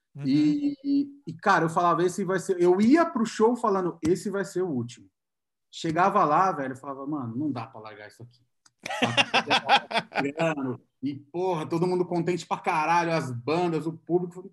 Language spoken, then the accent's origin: Portuguese; Santo André, São Paulo, Brazil; moved away as an adult; now in São Paulo, Brazil; Eu sou de Santo André. Na verdade, eu moro em São Paulo há três anos e pouco